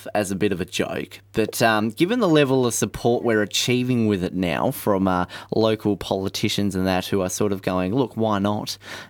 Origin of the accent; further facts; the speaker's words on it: Hobart, Tasmania, Australia; Coming from Hobart, where we're used to being cold